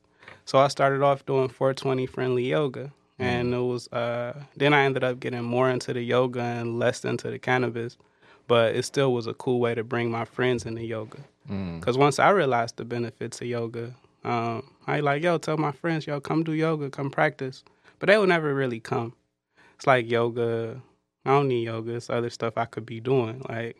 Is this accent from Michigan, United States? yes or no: yes; Detroit, Michigan, United States; I grew up in Detroit.